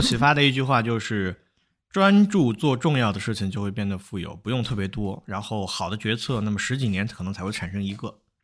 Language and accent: Chinese; China; 我们中国人